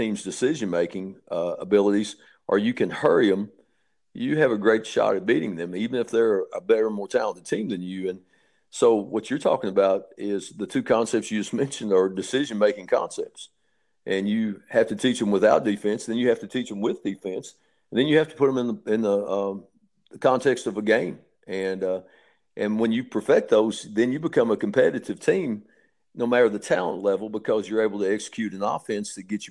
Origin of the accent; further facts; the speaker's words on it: Kentucky, United States; now in Atlanta, United States; I grew up in Kentucky in basketball.